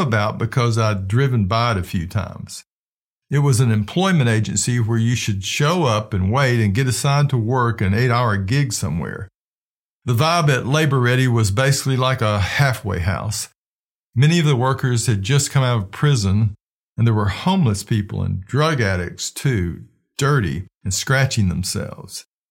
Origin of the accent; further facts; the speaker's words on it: Flint, Michigan, United States; the people I grew up with in Flint, Michigan